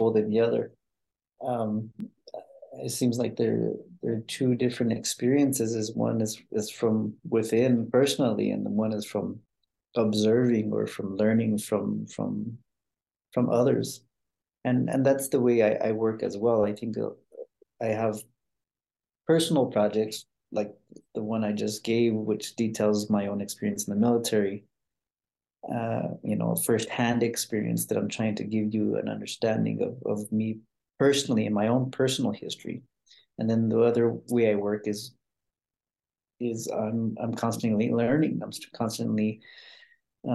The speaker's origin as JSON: {"language": "English", "town": "Albuquerque", "region": "New Mexico", "country": "United States", "said": "I'm originally from Albuquerque, New Mexico, which is where I'm speaking to you from."}